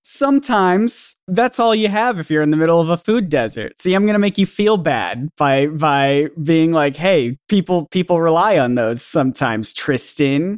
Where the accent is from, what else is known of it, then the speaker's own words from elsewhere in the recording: the South, United States; I grew up in the South